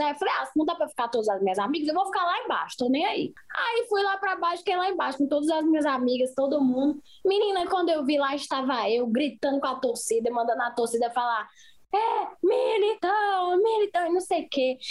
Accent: Fortaleza, Ceará, Brazil; also born or lived in Recife / São Paulo; now in Madrid, Spain; Eu sou de Fortaleza, né? Eu nasci lá em Fortaleza, morei, morava na Maraponga

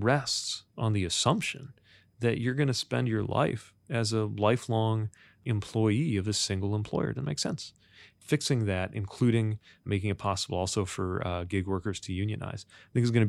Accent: Indiana, United States; I grew up in Indiana.

